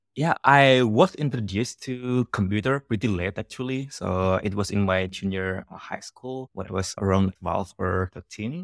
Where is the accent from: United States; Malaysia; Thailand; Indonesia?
Indonesia; first language Javanese; English is a second language; moved away; English is my third language